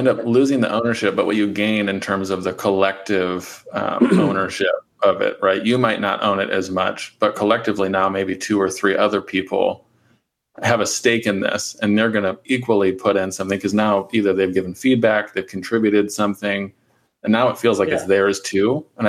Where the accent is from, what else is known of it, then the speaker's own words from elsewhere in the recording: Midwest, United States; I think it's kind of a Midwest thing. I think maybe because we're from the Midwest, we assume it's that.